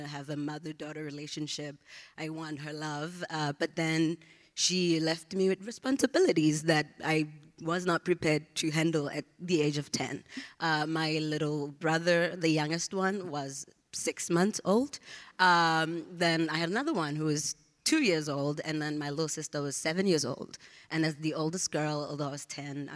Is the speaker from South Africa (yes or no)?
yes; Johannesburg, Gauteng, South Africa; moved away as an adult; now in United States; I was born and raised in a township in the east of Johannesburg, South Africa.